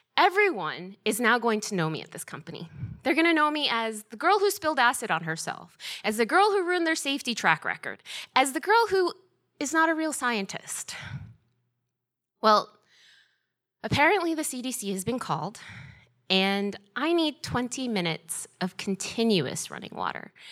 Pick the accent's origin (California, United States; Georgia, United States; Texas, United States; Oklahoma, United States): Georgia, United States; moved away as an adult; also born or lived in Boston; as a kid growing up in Georgia, my dream was to go to Georgia Tech